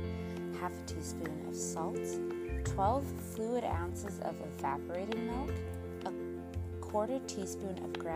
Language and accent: English; Midwest, United States; moved away; being originally from the Midwest